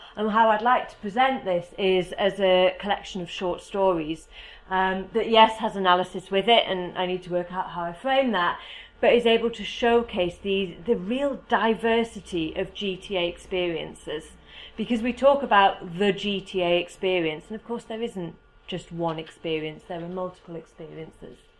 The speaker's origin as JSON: {"language": "English", "country": "United Kingdom", "said": "As you can probably tell from my accent, I am from the UK."}